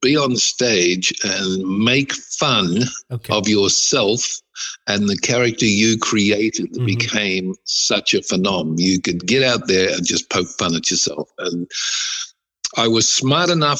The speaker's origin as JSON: {"language": "English", "country": "Australia", "said": "I'm an Australian"}